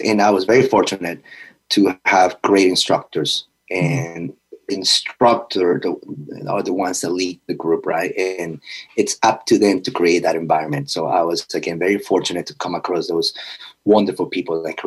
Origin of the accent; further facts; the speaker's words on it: Peru; now in United States; growing up in Peru, being darker skin